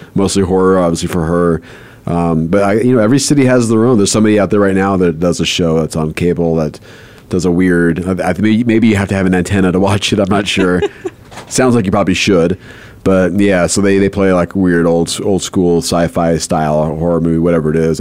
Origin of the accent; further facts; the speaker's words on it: Southern California, United States; moved away as an adult; also born or lived in Los Angeles, United States / New Mexico, United States; growing up in South, Southern California